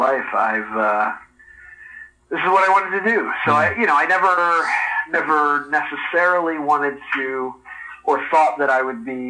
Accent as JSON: {"language": "English", "town": "Philadelphia", "region": "Pennsylvania", "country": "United States", "tie": "born or raised there", "moved": "yes", "lives_now": "South Pasadena, United States", "said": "Yeah, I am West Philadelphia born and raised."}